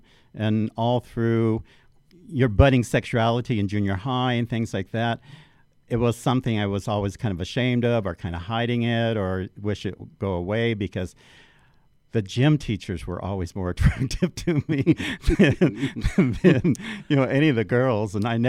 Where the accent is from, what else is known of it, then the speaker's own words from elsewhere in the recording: Orange County, California, United States; I grew up in Orange County.